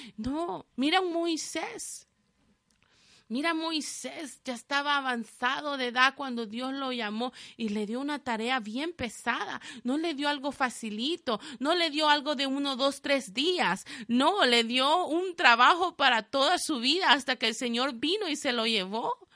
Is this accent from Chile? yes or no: no; El Salvador; moved away; mi país, de donde yo soy El Salvador